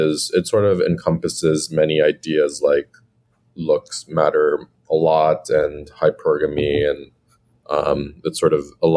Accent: United States; I was born in the U.S. And I was born in a fairly diverse area.

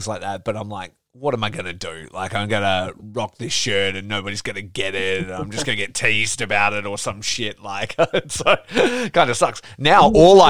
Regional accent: Geraldton, Western Australia, Australia; now in Perth, Australia; growing up in Geraldton, which is a country town from, you know, from here, I'm in the Perth, the city here

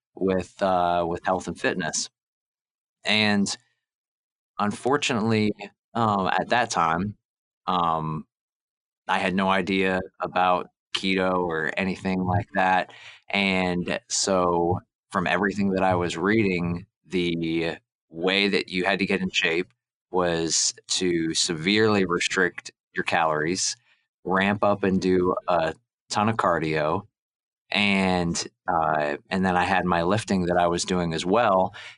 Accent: Lynchburg, Virginia, United States; also born or lived in Canada; I'm originally from Canada. When I was about 10 years old, we moved to Lynchburg, Virginia. And I grew up there

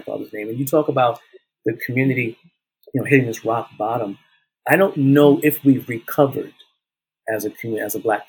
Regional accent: South Carolina, United States; moved away; when we went back home to South Carolina, being in the spaces and now seeing my hometown in a different light

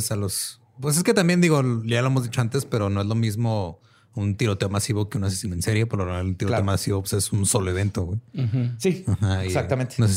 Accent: Mexico; nací en México.

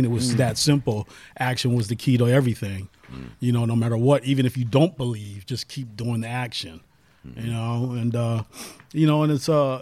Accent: Seattle, Washington, United States; moved away; also born or lived in Los Angeles, California; I'm from Seattle, Washington, originally Holly Park. There you go. Holly Park Projects, Rainier Beach, the original ones.

